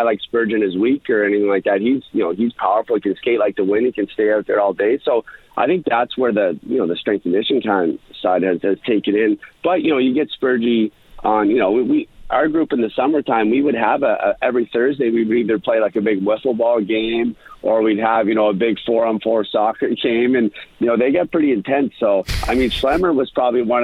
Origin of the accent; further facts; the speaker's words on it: Pictou County, Nova Scotia, Canada; in the arena here in Pictou County